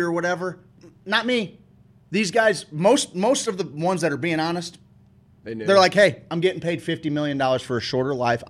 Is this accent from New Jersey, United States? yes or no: no; St. Louis, Missouri, United States; Growing up in St. Louis